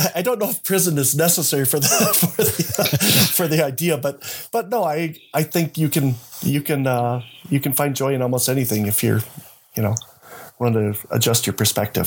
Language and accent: English; United States; we grew up in the Fargo Moorhead area, which is south of Winnipeg